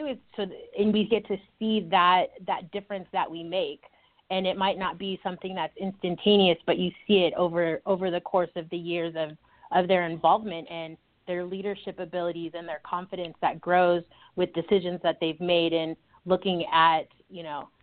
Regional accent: Orange County, California, United States; I grew up in Orange County, and I was in a troop from second grade all the way through high school.

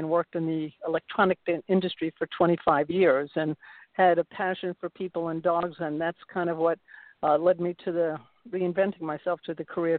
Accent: New York, United States; I'm originally from New York

